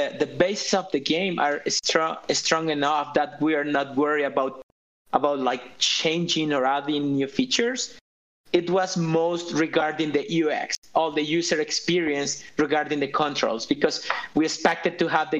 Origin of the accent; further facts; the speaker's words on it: Colombia; because I'm from Colombia